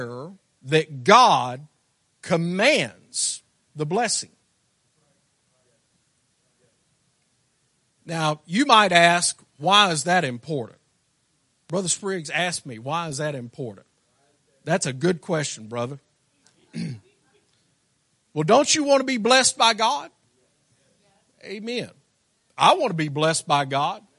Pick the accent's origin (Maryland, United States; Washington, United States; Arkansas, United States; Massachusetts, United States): Arkansas, United States; I'm from Arkansas